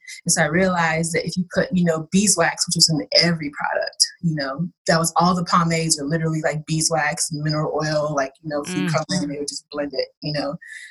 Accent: Ugep, Cross River, Nigeria; now in United States; I was born in Nigeria. And you know how it takes a long time to get your paperwork and everything straight. So going back as an adult was a completely different story because my village where I'm from at Cross River State is very, very rural.

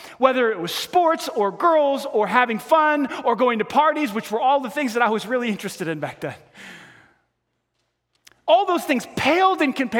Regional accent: New York, United States; I grew up in New York

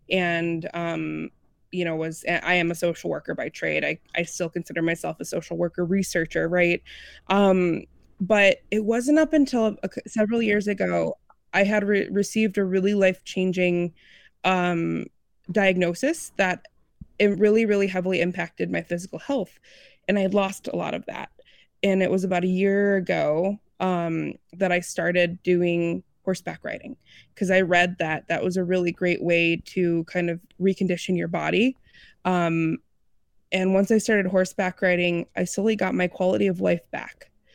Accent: Illinois, United States; I grew up outside of Chicagoland area, and anybody who grew up or knows of that area, land is kind of at a premium, and it's hard to interact with horses.

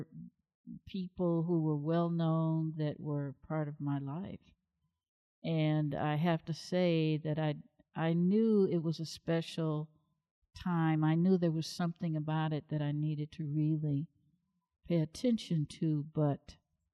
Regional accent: Chicago, Illinois, United States; I was born and raised in Chicago, Illinois.

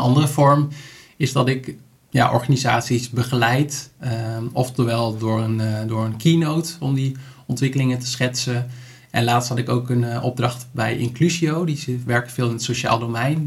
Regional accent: Netherlands; als Nederlander

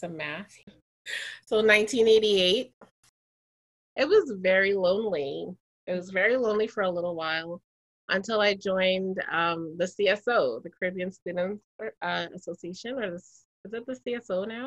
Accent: Toronto, Ontario, Canada; I grew up in Toronto during a time of like a lot of police brutality

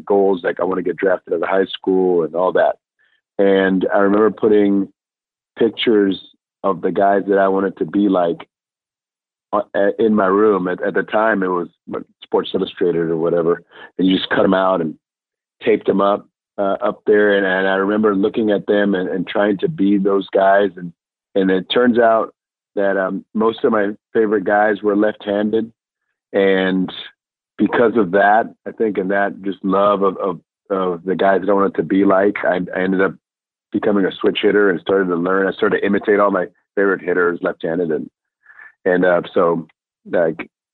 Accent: Puerto Rico; English is a second language; now in United States; we come from Puerto Rico, and a small town in Puerto Rico. English was my second language. And I ended up coming here in the States

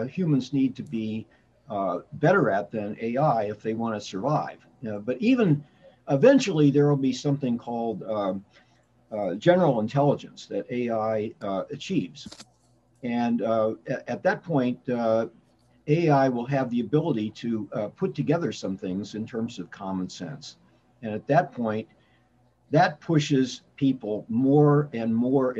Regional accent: Indiana, United States; now in Washington, D.C. area, United States; I grew up in Indiana, live in the D.C. area now

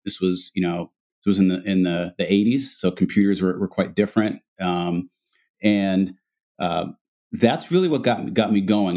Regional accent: Massachusetts, United States; we grew up, I have an older brother, myself, and, and my parents. We were, um, uh, African-American. Um, small town in Massachusetts

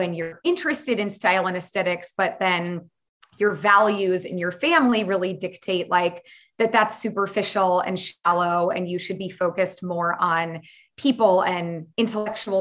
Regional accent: San Francisco Bay Area, California, United States; I grew up in the San Francisco Bay Area

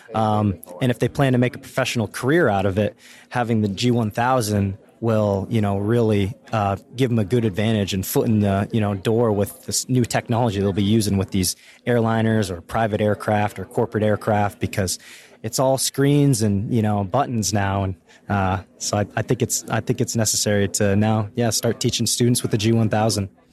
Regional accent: Maine, United States; I'm from Maine, born and raised

